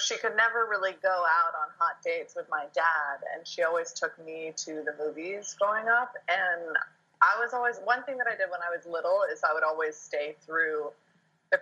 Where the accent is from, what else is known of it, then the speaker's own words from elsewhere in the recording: New York, United States; I grew up in New York